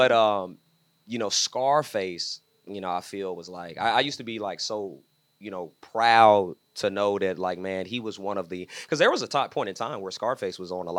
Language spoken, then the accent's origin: English; Houston, Texas, United States; moved away; also born or lived in Louisiana / Atlanta; I moved from Atlanta. I was raised in Houston, Texas, but my family was actually, I was born in Louisiana.